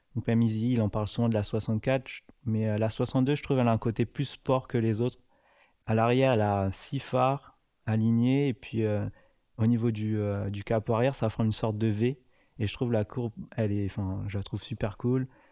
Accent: Paris, Île-de-France, France; Je suis parisien

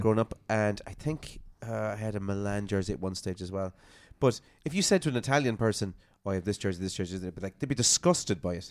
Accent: Ireland; I love Appaway is because I'm from there

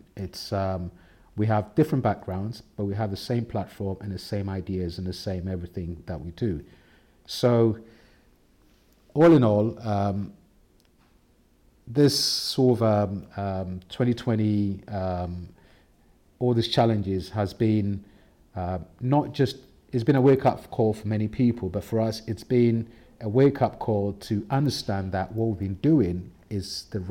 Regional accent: Ghana; I think being myself as a male, as a black man, as a Scandinavian, as a Ghanaian, I don't reduce myself on any point at all.

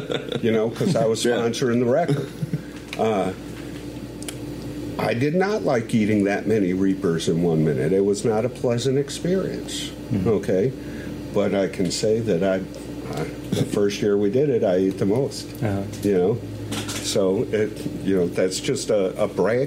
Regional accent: United States; also born or lived in Michigan / New York; now in South Carolina, United States; I grew up in New York and Michigan

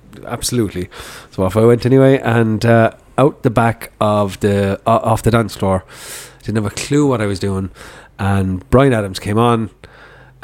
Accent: Dublin, Leinster, Ireland; also born or lived in Kerry; we lived in Ballinteer in Dublin

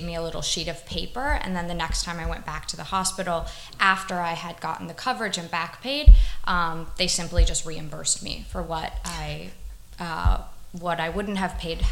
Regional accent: United States; moved away as an adult; now in Taiwan; as an American

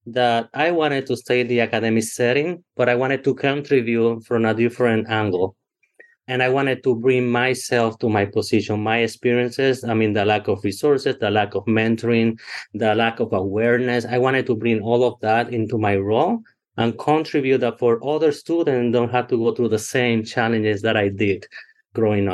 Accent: Puerto Rico; English is a second language; moved away as an adult; also born or lived in Texas / Pennsylvania; now in Dallas, United States; I'm from a really, really small town in Puerto Rico, first gen college student

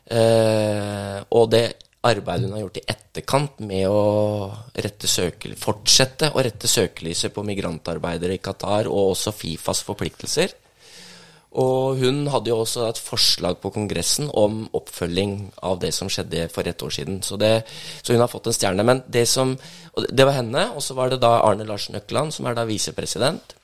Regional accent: Langhus, Akershus, Norway; also born or lived in Bøler, Oslo; now in Oslo, Norway; jeg bor på Bøler og er fra Langhus.

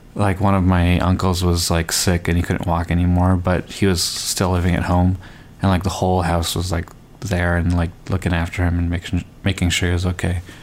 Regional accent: Canada; I grew up in Canada and my family is um, not from here. Like my parents are immigrants, and technically I'm an immigrant as well

